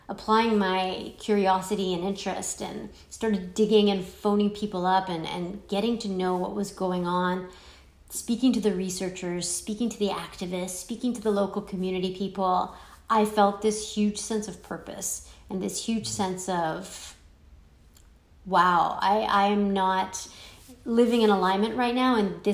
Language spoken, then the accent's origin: English; Iran; born there; I mean, I was born in Iran, you were born in the US